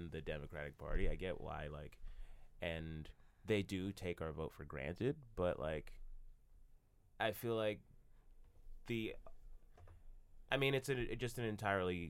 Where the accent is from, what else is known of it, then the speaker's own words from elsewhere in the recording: Stone Mountain, Georgia, United States; I grew up in Stone Mountain, Georgia.